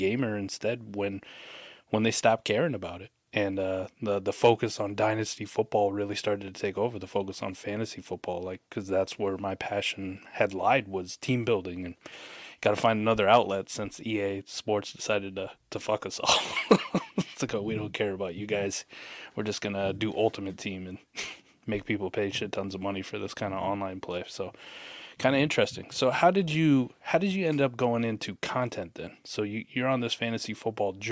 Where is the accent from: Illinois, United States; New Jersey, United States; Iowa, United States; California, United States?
Iowa, United States; I grew up in the Midwest in Iowa